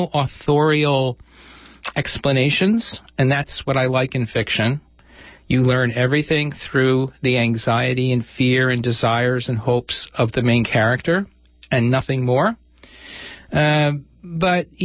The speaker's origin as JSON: {"language": "English", "region": "Southwest Florida", "country": "United States", "tie": "born or raised there", "moved": "yes", "said": "I grew up in Southwest Florida"}